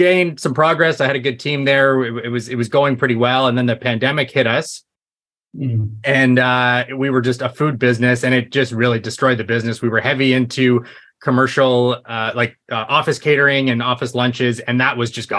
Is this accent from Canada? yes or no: yes; Canada; I'm Canadian